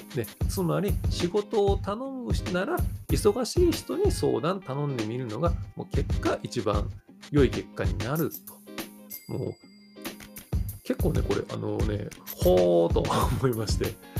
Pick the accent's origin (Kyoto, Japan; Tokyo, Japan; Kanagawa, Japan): Kyoto, Japan; 僕京都なんですよ